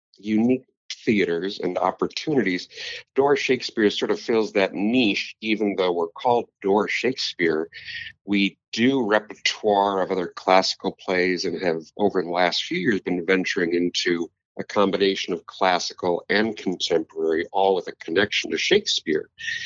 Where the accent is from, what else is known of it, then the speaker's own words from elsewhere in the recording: Kenosha, Wisconsin, United States; moved away as an adult; also born or lived in East Coast, United States / Milwaukee, Wisconsin; I was raised in Wisconsin, down in Kenosha, and I went out east for schooling.